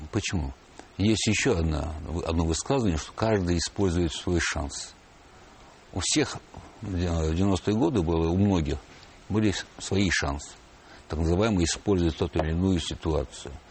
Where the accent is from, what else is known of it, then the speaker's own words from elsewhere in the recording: Baku, Azerbaijan; born there; Баку э, состоит из районов. Ага. Я родился в Ленинском районе, где расположены как все старые месторождения и нефтяные промыслы.